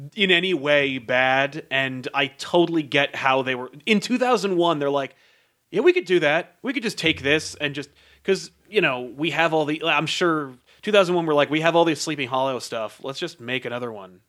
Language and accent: English; United States; as an American, I don't believe I have an accent